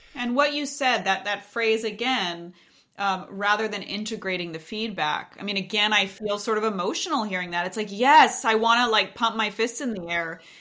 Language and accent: English; Montana, United States; I grew up in Montana